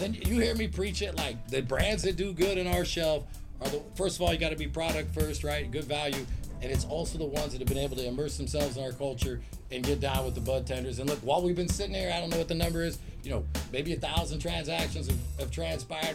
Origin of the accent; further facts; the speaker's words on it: Long Beach, California, United States; in Long Beach, that's my hometown, born and raised